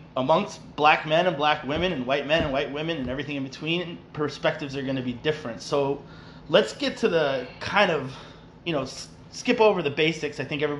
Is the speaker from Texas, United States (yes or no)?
no; Woodstock, New York, United States; also born or lived in Boston / Latin America / Europe; now in Miami Beach, United States; if you don't know me already. I'm from New York City. Grew up in Woodstock, lived in Boston, lived in a bunch of different places in Latin America and Europe. And now I'm here in South Beach.